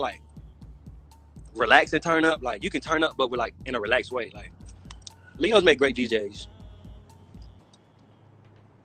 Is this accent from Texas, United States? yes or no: yes; Texas, United States; I'm from Texas